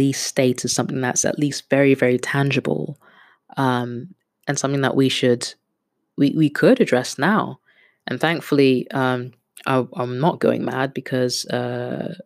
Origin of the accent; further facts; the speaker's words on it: Kenya; also born or lived in Netherlands; now in London, United Kingdom; I'm a Kenyan that lives in London with a Dutch passport